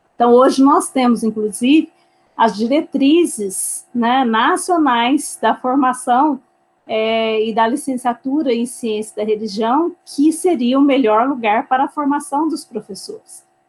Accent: Brazil; also born or lived in Minas Gerais; como brasileiros

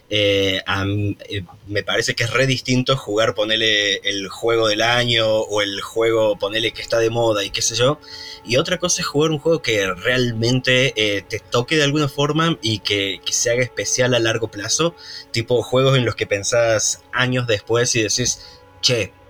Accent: Córdoba, Argentina; accent: cordobés; acá vengo yo con mi acento cordobés

